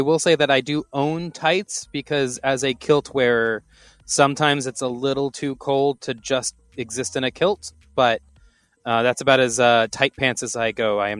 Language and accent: English; Texas, United States; moved away; I am down in a great state of Tejas. I came down for some early holiday stuff.